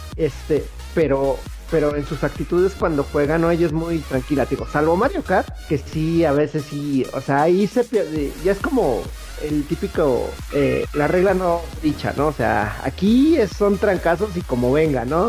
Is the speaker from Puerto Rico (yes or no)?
no; Mexico; somos de México